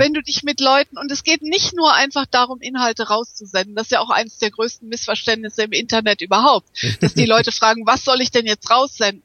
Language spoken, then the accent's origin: German; Hamburg, Germany; first language German; moved away; also born or lived in Düsseldorf; Ich bin in Hamburg geboren, aber ich habe in der Tat in Düsseldorf studiert und auch promoviert